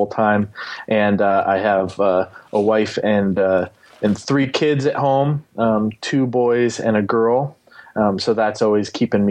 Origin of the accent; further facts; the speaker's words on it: Ohio, United States; I'm from Ohio. I live in Ohio currently working.